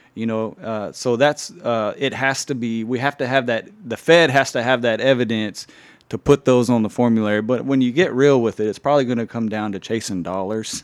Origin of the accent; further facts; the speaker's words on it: Anadarko, Oklahoma, United States; Anadarko is my hometown as well. Grew up there